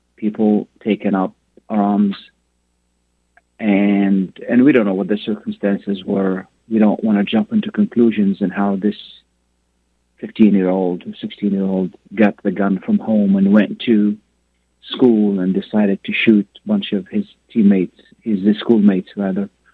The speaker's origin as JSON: {"language": "English", "country": "Lebanon", "moved": "yes", "lives_now": "United States", "said": "I come from a country where people work against each other. I come from Lebanon."}